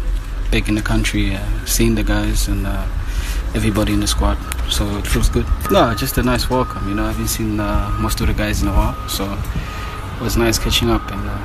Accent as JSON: {"language": "English", "country": "South Africa", "said": "I'm South African"}